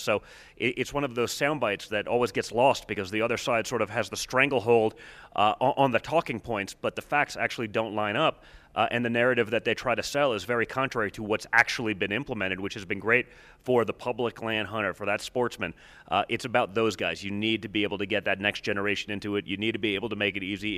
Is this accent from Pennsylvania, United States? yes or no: yes; Pennsylvania, United States; where I grew up hunting in Pennsylvania